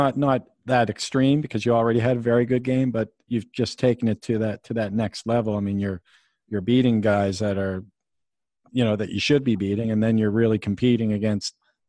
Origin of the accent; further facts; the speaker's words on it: Canada; I'm Canadian